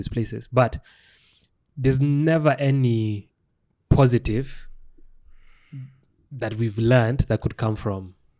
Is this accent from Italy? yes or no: no; Kenya